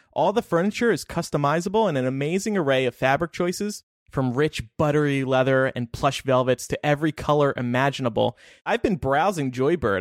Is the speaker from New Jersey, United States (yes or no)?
yes; New Jersey, United States; I grew up in South Jersey